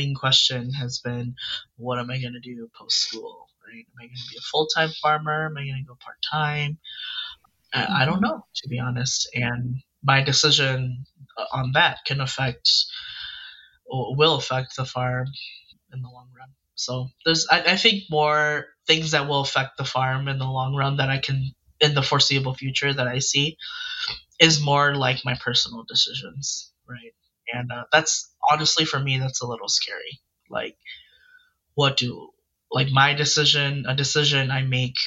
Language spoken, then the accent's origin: English; St. Paul, Minnesota, United States; now in Monroe, United States; I'm from the Twin Cities area. I'm St. Paul, Minnesota.